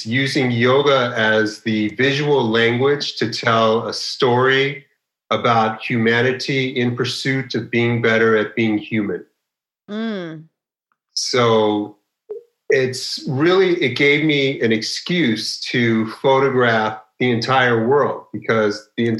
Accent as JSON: {"language": "English", "town": "Los Angeles", "region": "California", "country": "United States", "tie": "born or raised there", "said": "I grew up in Los Angeles"}